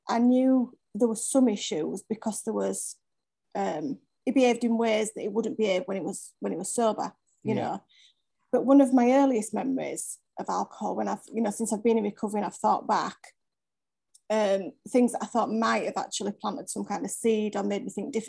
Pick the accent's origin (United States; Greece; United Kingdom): United Kingdom; Leeds, Yorkshire and the Humber; I'm from Leeds, in the UK.